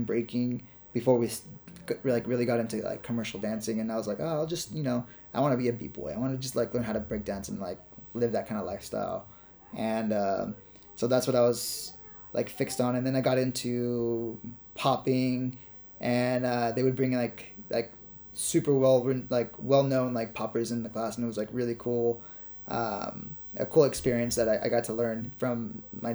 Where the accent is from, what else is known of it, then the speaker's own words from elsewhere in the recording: Napa, California, United States; moved away as an adult; now in Los Angeles, United States; I'm originally from Napa Valley